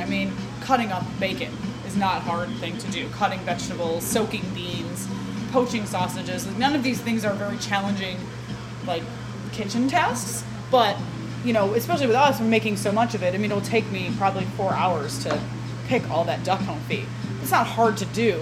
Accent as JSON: {"language": "English", "region": "Midwest", "country": "United States", "said": "we're from the Midwest"}